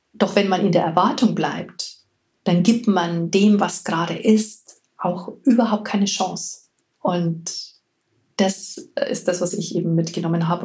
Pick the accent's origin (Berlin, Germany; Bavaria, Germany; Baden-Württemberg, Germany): Bavaria, Germany; Hier bei uns in Bayern